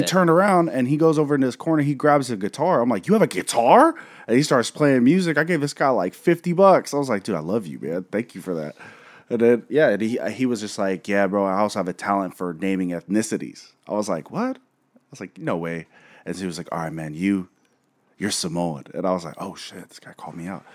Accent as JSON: {"language": "English", "town": "Seattle", "region": "Washington", "country": "United States", "said": "we're from Seattle, where Asian cuisine is just top notch here."}